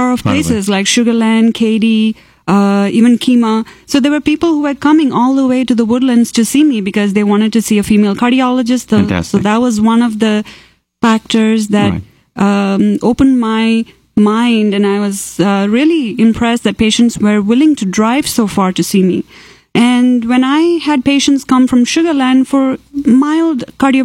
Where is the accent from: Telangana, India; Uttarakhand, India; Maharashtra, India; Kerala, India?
Kerala, India; first language Malayalam; English is a second language; moved away as an adult; also born or lived in Tamil Nadu, India; now in Texas, United States; I grew up in Kerala